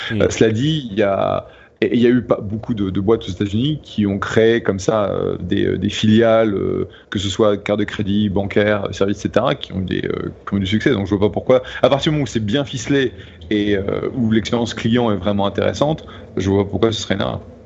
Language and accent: French; France; accent: French; now in United States; je suis américain qui parle anglais avec un accent français et je suis toujours français